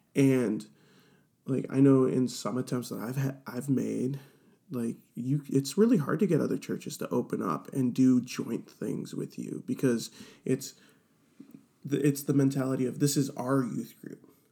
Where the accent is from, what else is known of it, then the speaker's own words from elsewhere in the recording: Cleveland, Ohio, United States; I am born and raised in Cleveland, Ohio